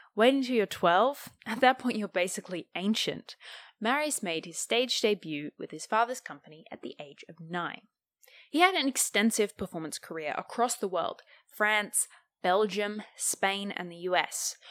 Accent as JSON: {"language": "English", "country": "Australia", "tie": "born or raised there", "said": "Growing up in Australia"}